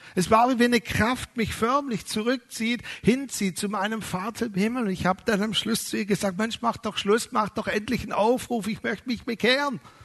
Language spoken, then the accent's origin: German; Germany; wir als Deutsche